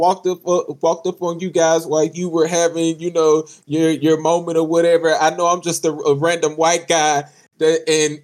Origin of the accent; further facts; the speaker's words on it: the South, United States; moved away; I'm from the South. I ain't even from here